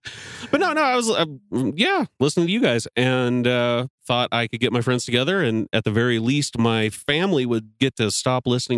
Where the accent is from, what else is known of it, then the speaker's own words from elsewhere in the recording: Canada; now in Wyoming, United States; I'm Canadian and wound up here by accident.